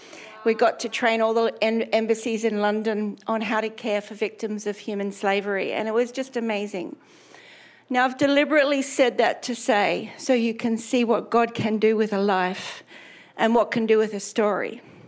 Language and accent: English; Australia; also born or lived in England; If you can't work out my accent, I'm Australian, and my husband and I went to England in 1991 to plant a church, and we were there 29 years.